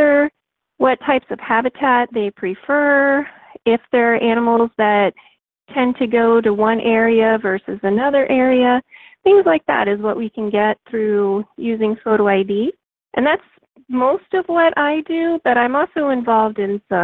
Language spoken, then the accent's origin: English; Florida, United States; I grew up here in Florida